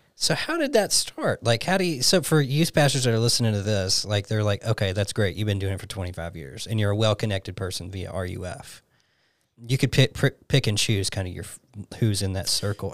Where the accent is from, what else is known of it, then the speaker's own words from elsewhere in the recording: Alabama, United States; moved away as an adult; I grew up in Alabama my whole life.